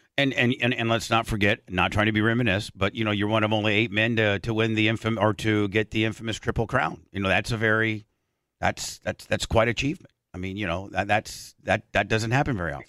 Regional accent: Indiana, United States; I grew up in Indiana

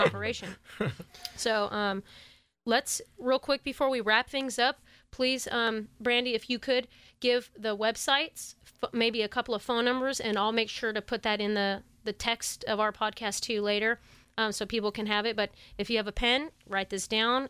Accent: Sacramento, California, United States; I grew up in the Tahoe Park, Oak Park area as a kid

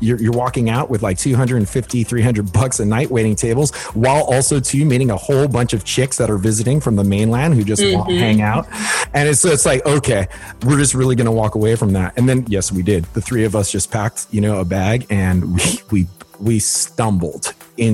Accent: Kailua-Kona, Hawaii, United States; moved away as an adult; growing up in Hawaii

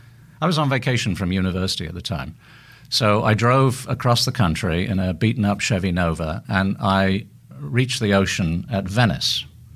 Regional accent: United Kingdom; moved away as an adult; also born or lived in Hong Kong / Northern Ireland; now in Los Angeles, United States; I was a British diplomat for 32 years until 5 years ago.

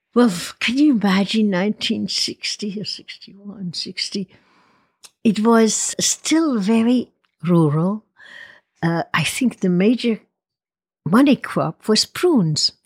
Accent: Lago Maggiore, Ticino, Switzerland; moved away as an adult; also born or lived in Spokane, Washington / Okinawa, Japan / Cincinnati, Ohio / Puerto Rico; now in Napa Valley, United States; I grew up on the Lago Maggiore, which is an Italian part of Switzerland in the Canton Ticino

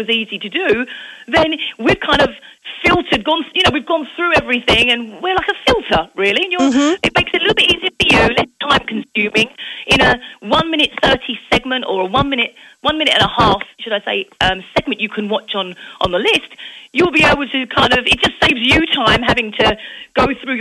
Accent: Essex, East of England, United Kingdom; moved away as an adult; now in Phoenix, United States; I'm born and raised in England, a place called Essex, just outside of London. And I actually moved to America in 2005

